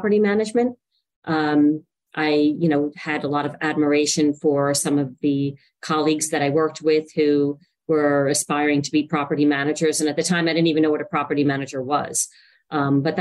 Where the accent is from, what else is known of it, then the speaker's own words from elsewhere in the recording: Montclair, New Jersey, United States; also born or lived in Rutherford, New Jersey; So I spent my childhood in Rutherford, New Jersey and Montclair. When I was about 8 years old, my family moved from Rutherford to Montclair